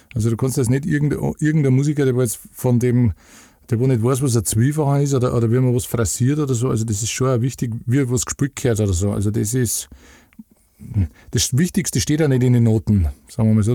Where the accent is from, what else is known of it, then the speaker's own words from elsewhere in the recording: Upper Bavaria and Franconia, Lower Bavaria, Germany; Also wir haben halt so am, am, am Eckpunkt zwischen Oberpfalz, Niederbayern und Oberbayern und Franken. Das ist halt alles nicht weit weg von, von da, wo ich her bin